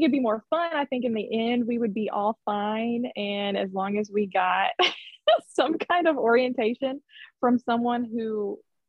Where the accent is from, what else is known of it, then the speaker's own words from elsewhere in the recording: Memphis, Tennessee, United States; moved away; I am from Memphis, Tennessee